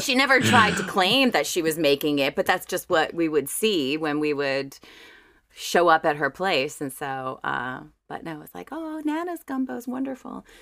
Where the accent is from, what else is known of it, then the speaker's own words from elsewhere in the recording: River Ridge, Louisiana, United States; also born or lived in New Orleans; born and raised in Jefferson Parish in, in a little awesome. town called River Ridge, which is about five minutes outside of New Orleans